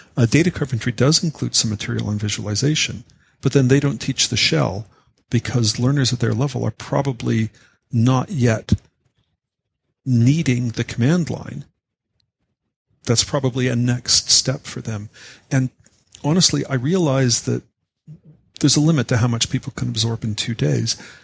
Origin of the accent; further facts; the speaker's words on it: Canada; I'm a Canadian